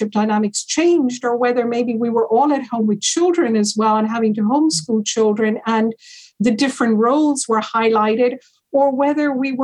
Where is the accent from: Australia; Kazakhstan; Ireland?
Ireland; moved away as an adult; also born or lived in Hawaii, United States / United Kingdom / London; I grew up in Ireland, Italian mother, Irish father, and then I also lived in the States for a period of time, in Hawaii, and I lived in the UK.